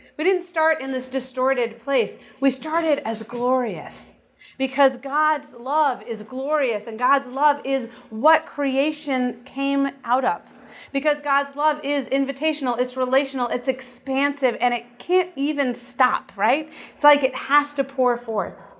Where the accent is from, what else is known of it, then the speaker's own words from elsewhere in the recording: United States; as American Christians